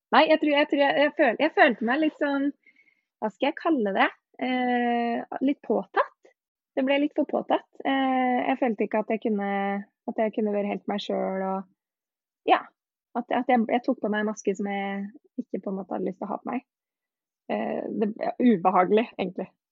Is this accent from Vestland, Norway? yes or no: yes; Os, Vestland, Norway; moved away; jeg dro tilbake til hjemplassen min på Os